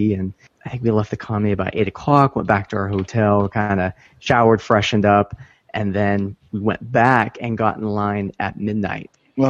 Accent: Sacramento, California, United States; And I'm from the Sacramento area, so there's a lot of the smaller cons here.

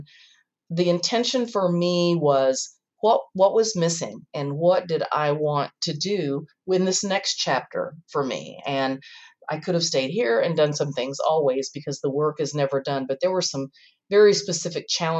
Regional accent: the South, United States; moved away; I'm from the South and my daughters are there

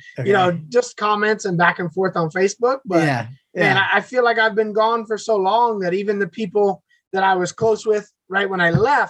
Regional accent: United States; moved away as an adult; now in Vietnam; I'm American.

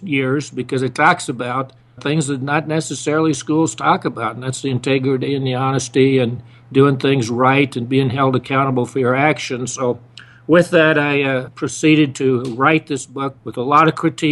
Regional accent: Idaho, United States; moved away as an adult; I was raised in Idaho. I grew up with my mother

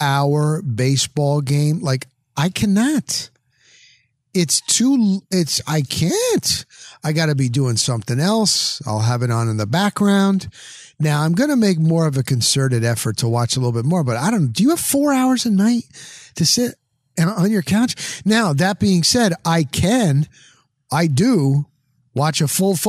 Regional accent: Dover, New Jersey, United States; moved away as an adult; now in Florida, United States; I grew up in New Jersey.

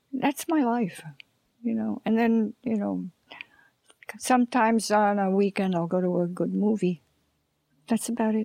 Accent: Long Island, New York, United States; now in Los Angeles, United States; I come from Long Island, and that's flat, you know, no mountains there

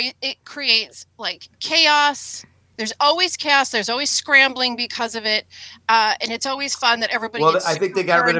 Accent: Minnesota, United States; now in the South, United States; Growing up in Minnesota, I was in Pee Wee figure skating.

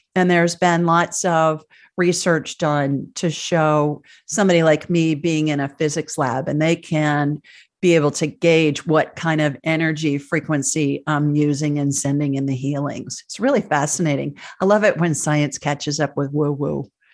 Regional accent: Ohio, United States; moved away as an adult; also born or lived in Sioux Falls, South Dakota; now in Alabama, United States; I grew up in Ohio

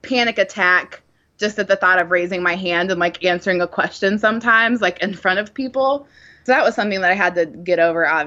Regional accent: Columbus, Ohio, United States; moved away as an adult; also born or lived in Texas; now in Nashville, United States; I grew up in Ohio, in around Columbus, Ohio

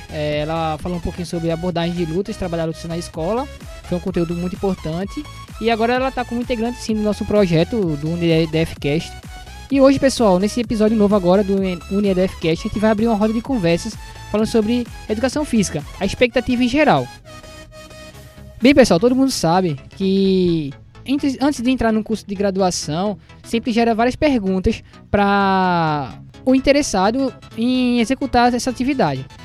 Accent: Moreno, Pernambuco, Brazil; sou da cidade de Moreno.

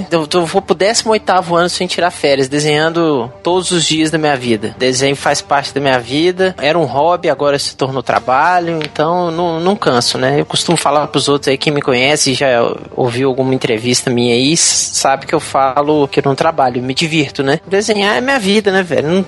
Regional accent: Juiz de Fora, Minas Gerais, Brazil; quando eu era pequeno, eu passei minha infância em Juiz Fora, né? Que meu avô morava lá

